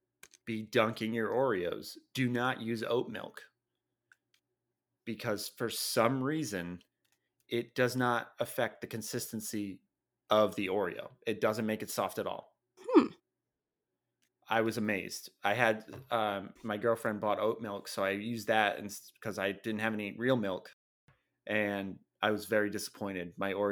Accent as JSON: {"language": "English", "region": "Rhode Island", "country": "United States", "said": "Just kind of I'm from Rhode Island pride."}